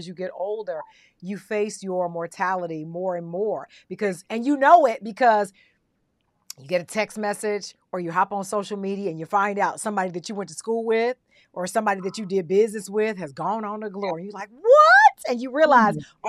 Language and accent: English; the South, United States; moved away; also born or lived in New York; I grew up in the South, so you already know the Bible Belt